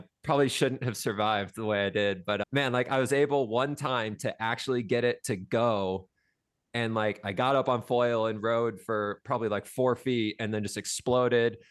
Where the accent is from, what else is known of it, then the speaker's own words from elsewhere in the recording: Des Moines, Iowa, United States; moved away as an adult; also born or lived in Southern California; now in Maui, United States; I grew up in Des Moines, Iowa